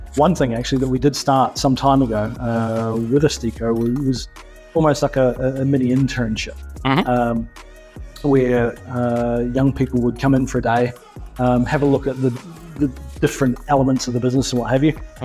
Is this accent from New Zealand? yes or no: yes; New Zealand; also born or lived in Australia; now in United Arab Emirates; I'm coming from New Zealand